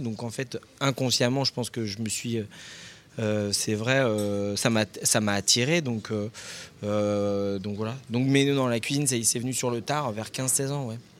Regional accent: Lorient, Brittany, France; moved away; also born or lived in Paris; je suis natif de Lorient. Enfin, plus exactement de l'Armor Plage.

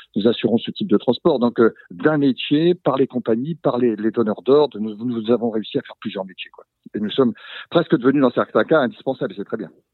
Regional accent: Brittany, France; nous sommes des Bretons

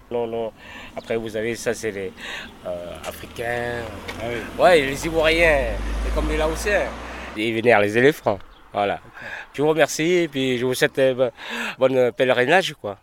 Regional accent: Laos; now in France; j'arrive du Laos

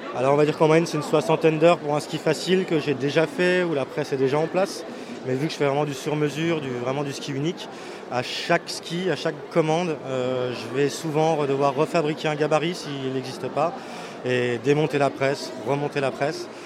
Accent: La Bresse, Grand Est, France; je viens des Vosges, euh, côté de la Bresse

